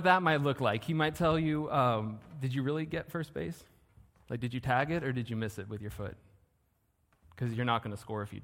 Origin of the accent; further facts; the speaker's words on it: Southern California, United States; I'm from Southern California.